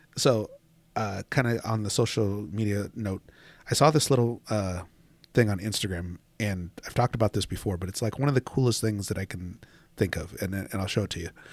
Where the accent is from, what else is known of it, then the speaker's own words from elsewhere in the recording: Washington, United States; moved away; I grew up in Washington